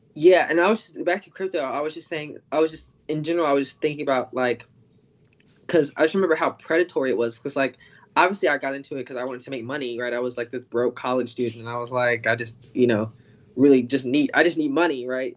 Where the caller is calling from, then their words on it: North Carolina, United States; I'm calling from North Carolina